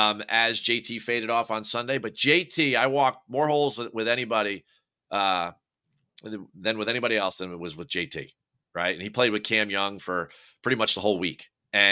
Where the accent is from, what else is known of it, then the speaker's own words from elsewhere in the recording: New Jersey, United States; I'm from New Jersey. I butcher the language.